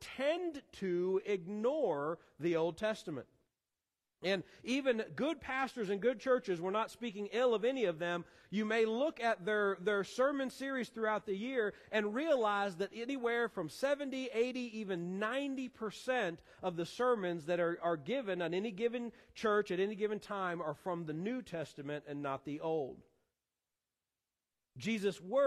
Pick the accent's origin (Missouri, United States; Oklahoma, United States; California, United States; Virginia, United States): Missouri, United States; Columbia; moved away; I was a freshman in high school back in my hometown of Columbia, Missouri